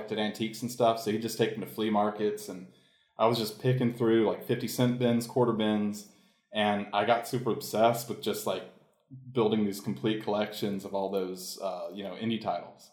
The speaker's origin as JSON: {"language": "English", "town": "Marietta", "region": "Georgia", "country": "United States", "tie": "born or raised there", "moved": "yes", "said": "I grew up in the Atlanta suburbs of Marietta"}